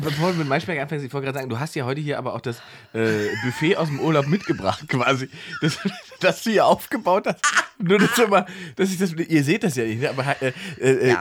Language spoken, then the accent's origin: German; Germany; ich bin ja Deutscher